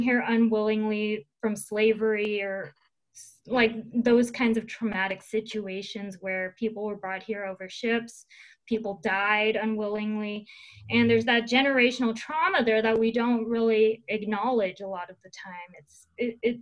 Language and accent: English; Seattle, Washington, United States; I'm from Seattle